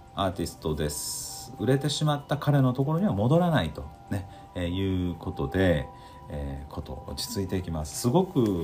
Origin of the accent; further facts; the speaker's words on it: Osaka, Japan; also born or lived in Tokyo; 僕は大阪で育って大阪で東京でも住んだことがあって